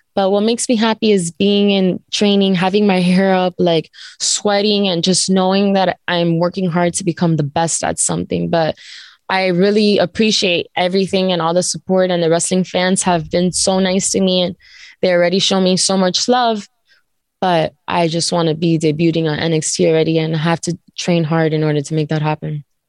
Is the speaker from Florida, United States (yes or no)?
yes; Miami, Florida, United States; I was born in Miami and raised okay. there, but my grandparents were all immigrants from Cuba.